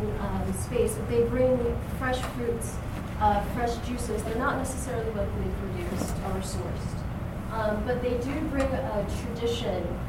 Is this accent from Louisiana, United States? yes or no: no; Indiana, United States; now in Miami, United States; I am from Indiana